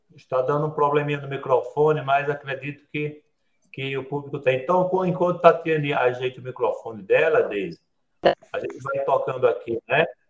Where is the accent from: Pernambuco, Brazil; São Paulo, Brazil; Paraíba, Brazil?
Paraíba, Brazil; sertão of; Lá no sertão onde eu nasci, na para, no sertão da Paraíba